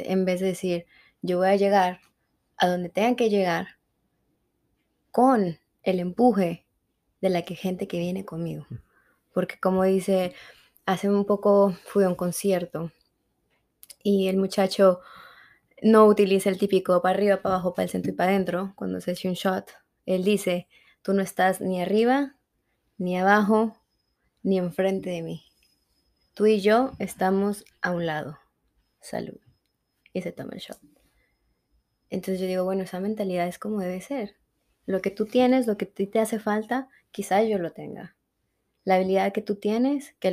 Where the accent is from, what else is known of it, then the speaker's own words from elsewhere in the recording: Mexico; accent: Mexican; entonces el acento mexicano se me mueve y he tratado de neutralizar mi acento lo más que pueda, pero a veces es difícil.